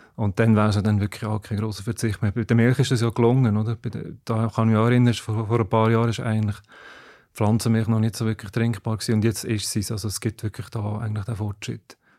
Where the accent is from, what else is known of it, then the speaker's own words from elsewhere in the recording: Switzerland; bei uns in der Schweiz